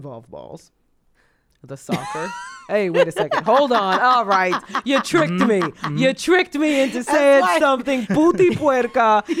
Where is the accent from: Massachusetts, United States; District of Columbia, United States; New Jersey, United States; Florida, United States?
Massachusetts, United States; Boston; Why is it because I'm from Boston?